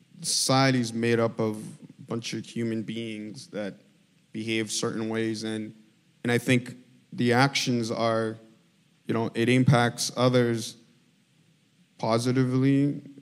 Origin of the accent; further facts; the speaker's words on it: DR Congo; I was born and raised in Congo, okay?